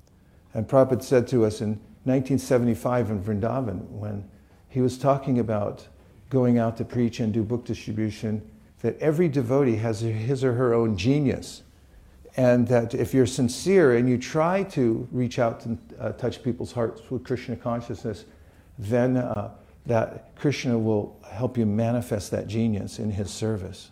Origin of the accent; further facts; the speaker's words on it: California, United States; I'm from California